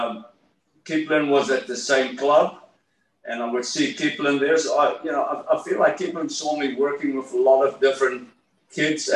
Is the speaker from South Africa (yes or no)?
yes; South Africa; moved away as an adult; also born or lived in Miami, Florida; I'm from South Africa